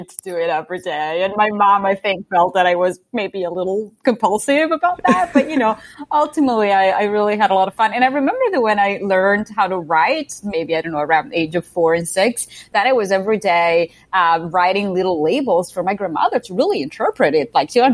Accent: a little town close to Modena, Emilia-Romagna, Italy; English is a second language; moved away; also born or lived in Ferrara / Milan; I'm Italian. I grew up in a little town close to Modena, which is another little town in the center of Italy

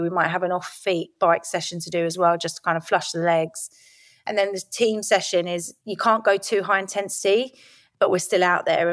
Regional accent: Lordswood, South East England, United Kingdom; also born or lived in Rochester, Kent; I grew up in Lordwood, which was just outside of the Medway towns in Kent

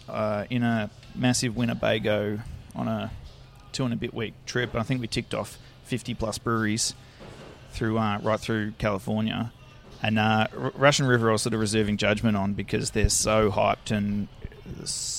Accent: Melbourne, Victoria, Australia; I just grew up in Mount Waverley, just in Melbourne's eastern suburbs

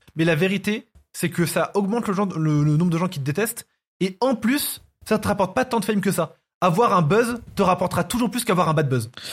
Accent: France; Je, suis pas né en Algérie, je suis né en France.

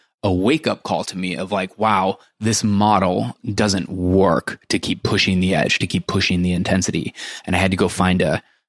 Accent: Iowa, United States; moved away; I spent my entire life growing up in Iowa.

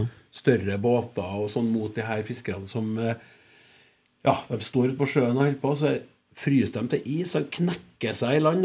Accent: Klæbu, Trøndelag, Norway; Jeg er jo landkrabbe fra Klæbu

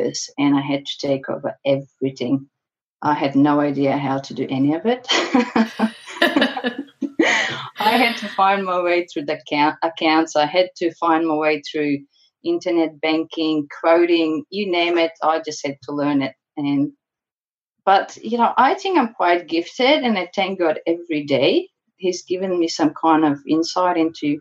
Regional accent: Bulgaria; moved away as an adult; now in Townsville, Australia; I'm originally from Bulgaria, and I spent 12 years now in Australia.

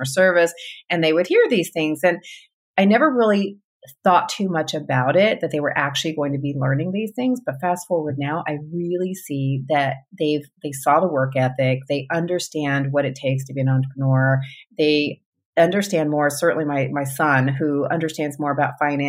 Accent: Grand Prairie, Texas, United States; also born or lived in California / El Paso, Texas; I also grew up in a suburb of Dallas. It's called Grand Prairie

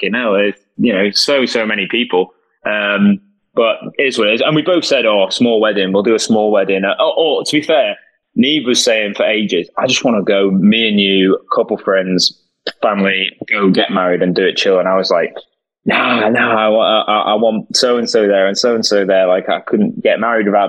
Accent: Welsh, Wales, United Kingdom; being Welsh, or a bit Welsh

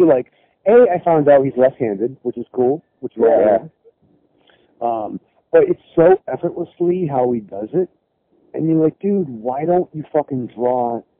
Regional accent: New England, United States; Once again, I'm New England.

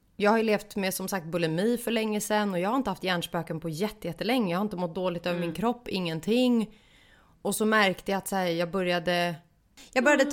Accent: Stockholm, Stockholm County, Sweden; moved away as an adult; now in Gothenburg, Sweden; nu när jag bor i Göteborg för att jag är stockholmare

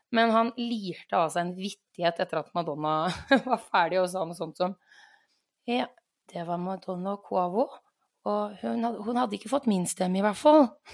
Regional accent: Norway; jeg er nordmann òg

